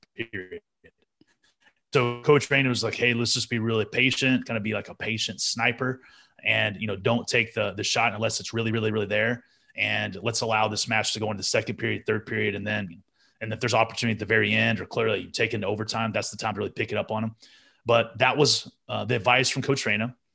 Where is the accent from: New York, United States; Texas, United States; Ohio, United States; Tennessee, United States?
Texas, United States; Amarillo; as a born and raised Texan